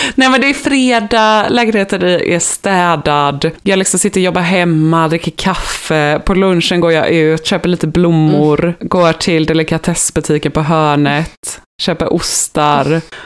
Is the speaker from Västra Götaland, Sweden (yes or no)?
yes; Gothenburg, Västra Götaland, Sweden; accent: Gothenburg dialect; jag är från Göteborg